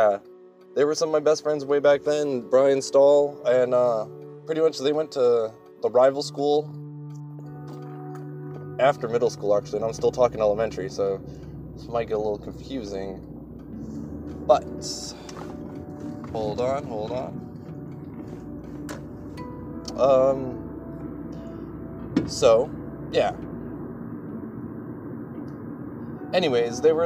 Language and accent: English; Aurora, Colorado, United States; Born way back in Colorado, Aurora, Colorado, in 1990